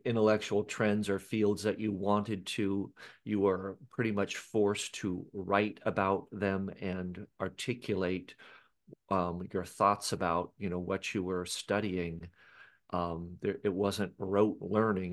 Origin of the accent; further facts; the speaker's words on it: Seattle, Washington, United States; I was born in Seattle, Washington